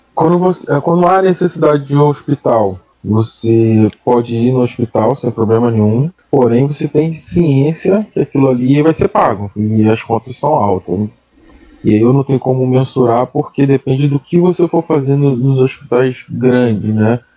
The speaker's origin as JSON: {"language": "Portuguese", "country": "Brazil", "moved": "yes", "said": "nós como brasileiro aqui"}